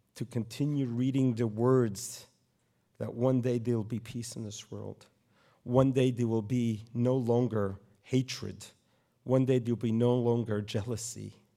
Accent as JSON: {"language": "English", "town": "New York City", "region": "New York", "country": "United States", "tie": "born or raised there", "moved": "as an adult", "lives_now": "Poway, United States", "said": "I grew up in Brooklyn, New York"}